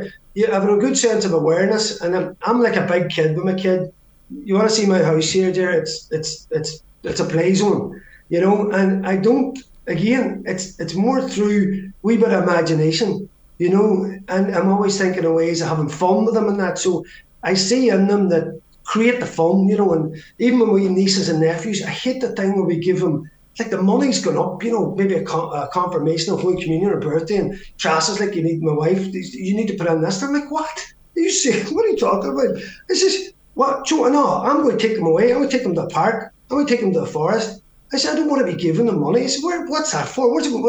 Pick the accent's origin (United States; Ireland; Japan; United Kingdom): Ireland; And again, being Irish, yeah, we're absolutely blessed.